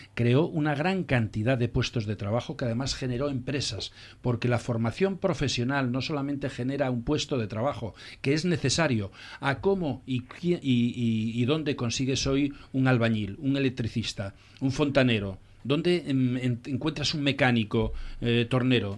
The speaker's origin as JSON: {"language": "Spanish", "region": "Asturias", "country": "Spain", "said": "como éramos asturianos"}